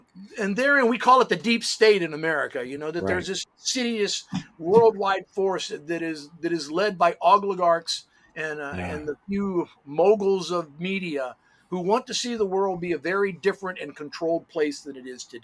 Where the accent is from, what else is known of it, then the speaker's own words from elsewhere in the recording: United States; I'm an American